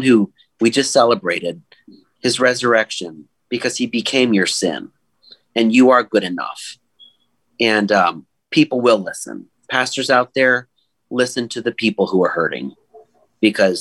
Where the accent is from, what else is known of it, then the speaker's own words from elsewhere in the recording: Silicon Valley, California, United States; now in Western New York, United States; I grew up in the Silicon Valley in California, at North Valley Baptist Church